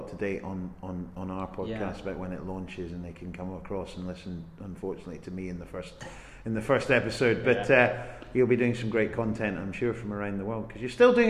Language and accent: English; Helensburgh, Scotland, United Kingdom; I'm from Helensburgh